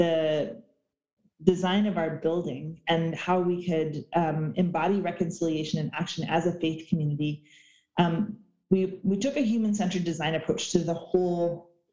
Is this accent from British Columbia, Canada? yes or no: yes; Oak Bay, British Columbia, Canada; also born or lived in Alert Bay, British Columbia / Bella Bella, British Columbia (ancestral home); I grew up in Oak Bay, that I was an urban Indian from the Yuppie tribe on the Oak Bay Reserve, which if you know Victoria is like a very, very comfortable middle-class neighborhood